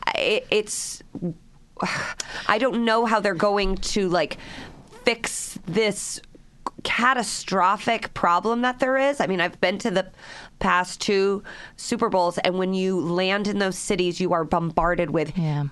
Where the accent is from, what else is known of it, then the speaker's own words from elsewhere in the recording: Midwest, United States; moved away as an adult; also born or lived in New York; I came from the Midwest